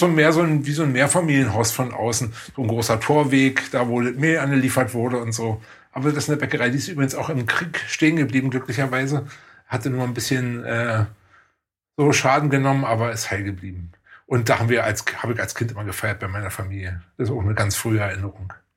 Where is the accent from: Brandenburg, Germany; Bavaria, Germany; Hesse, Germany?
Brandenburg, Germany; Oranienburg; Und ich bin ja wenigstens in Oranienburg geboren und irgendwie ist Oranienburg auch so was von daher wie meine Heimatstadt